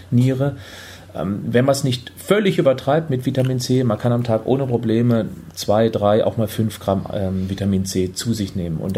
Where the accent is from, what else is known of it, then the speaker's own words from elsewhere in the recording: Freiburg, Baden-Württemberg, Germany; now in Hamburg, Germany; Ich komme ja ursprünglich aus Freiburg, der sonnigsten Region Deutschlands.